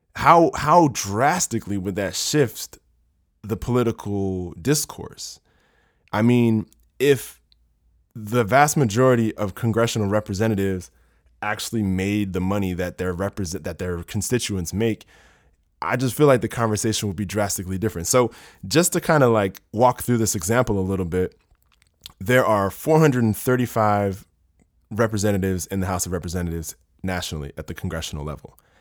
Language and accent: English; Maryland, United States; I'm from Maryland